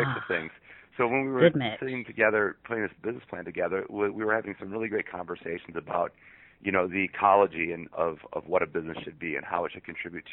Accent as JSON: {"language": "English", "town": "Monroe", "region": "Michigan", "country": "United States", "moved": "as an adult", "lives_now": "Seattle, United States", "said": "I'm originally from Monroe, Michigan, and I live in Seattle, Washington now"}